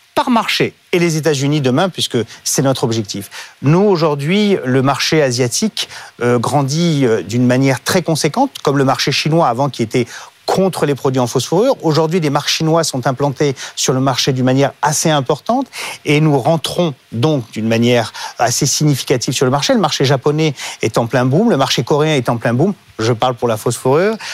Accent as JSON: {"language": "French", "country": "France", "said": "je suis français et fier de l'être"}